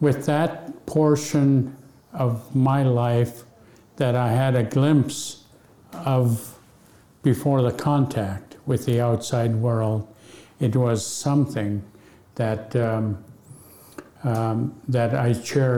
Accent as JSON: {"language": "English", "town": "Akiak", "region": "Alaska", "country": "United States", "tie": "born or raised there", "first_language": "Yup'ik", "second_language": "English", "said": "growing up in Aquiac, we had no electricity"}